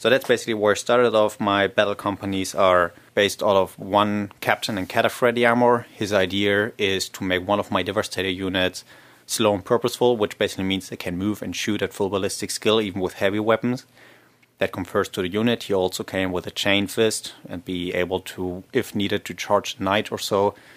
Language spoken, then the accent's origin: English; Germany; I'm myself from Germany